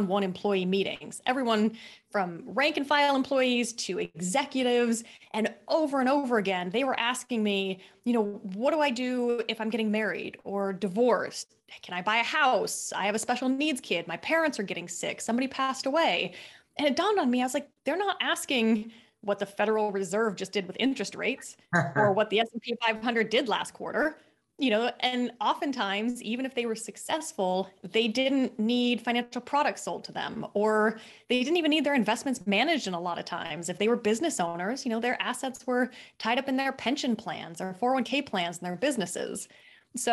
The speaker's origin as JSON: {"language": "English", "town": "Seattle", "region": "Washington", "country": "United States", "also_born_or_lived": "Australia", "said": "I'm originally from Seattle, Washington, but it's rainy and dreary there"}